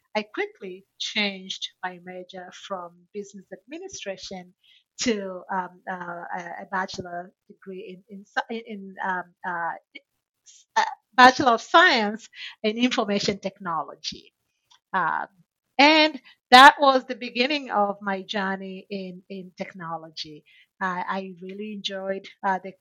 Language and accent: English; Tanzania; moved away as an adult; now in United States; I'm originally from Tanzania, and when I graduated from high school in Tanzania